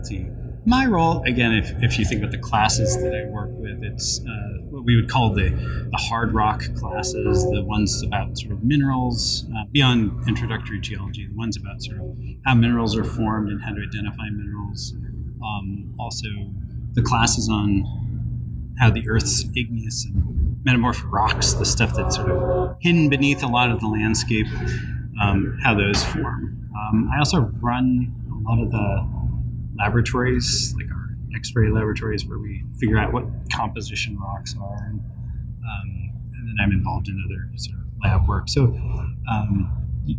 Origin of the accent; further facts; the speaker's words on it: Northern California, United States; moved away as an adult; also born or lived in Ohio / Wisconsin; Originally, I'm from Northern California